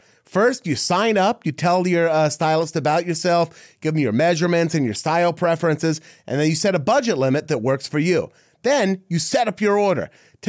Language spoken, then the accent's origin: English; Dallas, Texas, United States; See, for him, it's like I'm from the Dallas Fort Worth area kind of thing.